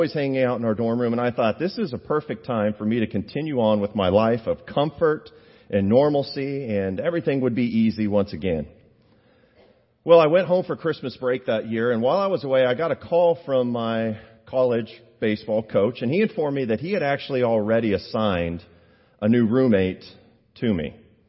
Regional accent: Kansas, United States; Being born and raised in Kansas

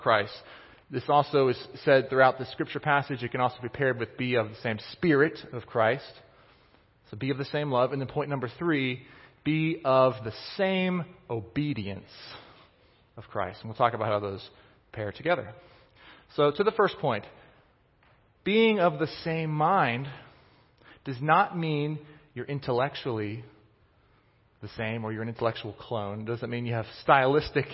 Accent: Kansas City, Missouri, United States; I grew up in Kansas City, but my parents, my dad, he grew up in Pittsburgh

